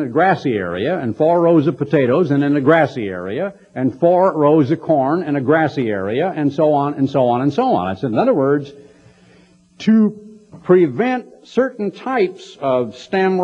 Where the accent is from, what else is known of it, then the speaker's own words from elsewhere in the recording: Oregon, United States; now in Texas, United States; I grew up in Oregon